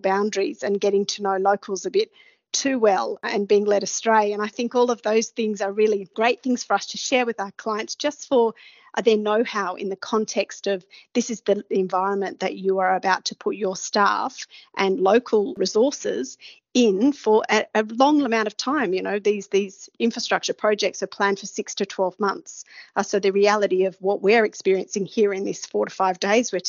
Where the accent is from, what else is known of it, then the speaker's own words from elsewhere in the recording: Australia; a person like myself coming from Australia